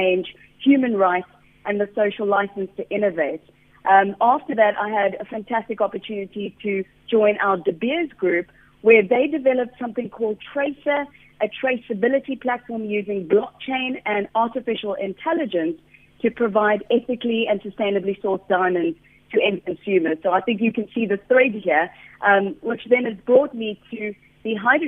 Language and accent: English; Johannesburg, Gauteng, South Africa; moved away as an adult; now in United Kingdom; I am from Johannesburg, South Africa, and that is where I spent the majority of my child and adult life before moving to the UK.